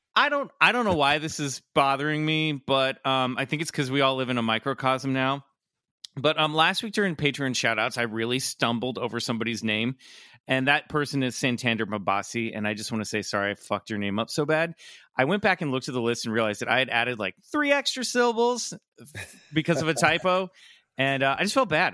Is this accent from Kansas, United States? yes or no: yes; Kansas, United States; a kid who grew up in Kansas